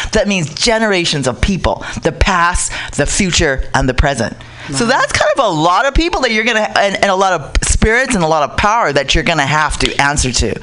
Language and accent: English; Utah, United States; also born or lived in Tonga; when I was growing up in Tonga and also when I was growing up in Utah when we became, when we came as immigrants